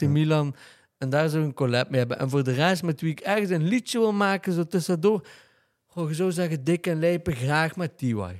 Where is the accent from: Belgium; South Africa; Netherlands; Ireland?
Belgium; Genk, Flanders; ik ben opgegroeid in Driehoeven